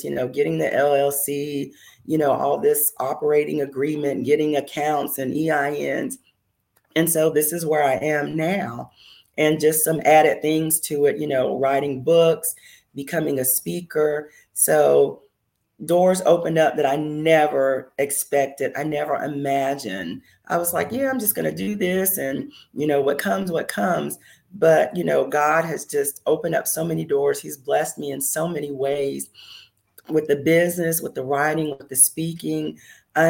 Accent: Myrtle Beach, South Carolina, United States; moved away as an adult; also born or lived in Phoenix, Arizona / Washington DC / Maryland area; my home state of South Carolina

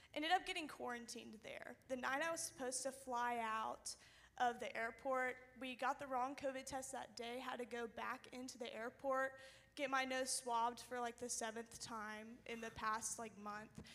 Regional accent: Alabama, United States; I'm a freshman this year, and I'm from Alabama.

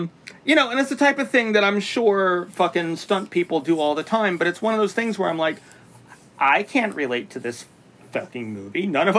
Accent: New York City, New York, United States; I'm from New York City.

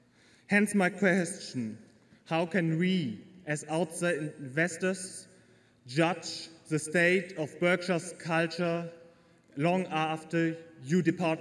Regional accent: Germany; from Germany. And in my home country

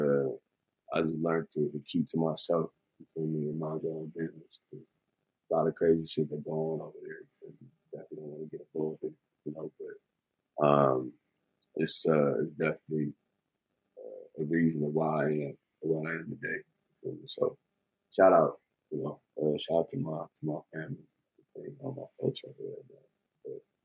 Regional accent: San Francisco, California, United States; I'm from Bayview. Born and raised there, worked there, everything

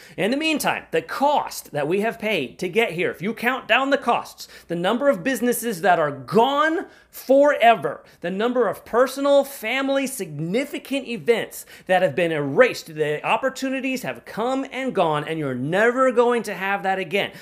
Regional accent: United States; as an American

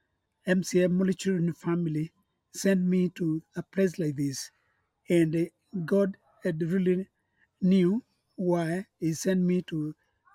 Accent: Eastern Province, Kenya; I come from Kenya, and in the eastern province of our country

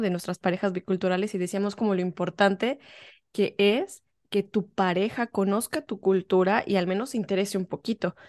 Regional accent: Mexico; moved away as an adult; now in England, United Kingdom

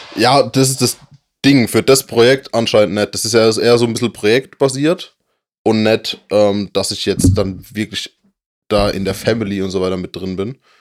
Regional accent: Germany; wir sind Deutsche

